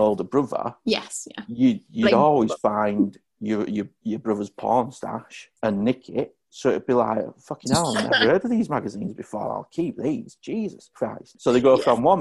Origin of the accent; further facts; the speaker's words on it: United Kingdom; we're British